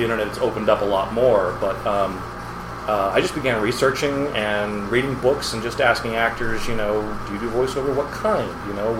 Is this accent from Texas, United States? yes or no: yes; San Antonio, Texas, United States; moved away; also born or lived in Los Angeles; we're both from San Antonio